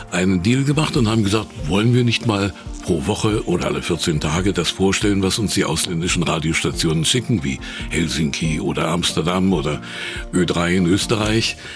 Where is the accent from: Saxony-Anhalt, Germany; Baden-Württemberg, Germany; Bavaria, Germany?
Saxony-Anhalt, Germany; Wernigerode; Ja, Schule Wernicke-Rode, dann habe ich natürlich äh, ein Betriebsjahr machen müssen, wie das damals so üblich war